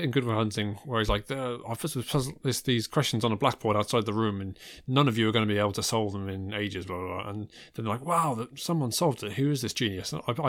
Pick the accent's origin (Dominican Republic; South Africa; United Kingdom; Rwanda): United Kingdom; England; I was born in England, I stayed in England. I don't have the kind of any of the immigrant experience.